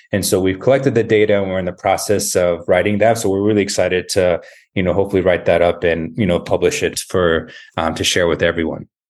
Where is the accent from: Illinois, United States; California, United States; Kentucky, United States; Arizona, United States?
Arizona, United States; Tucson; moved away as an adult; also born or lived in New York / Baltimore; So I grew up in Tucson. Uh, it was my hometown